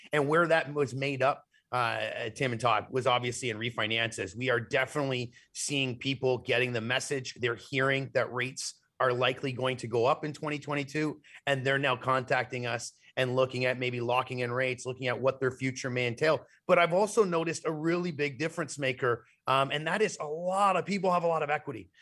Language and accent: English; Canada; as a Canadian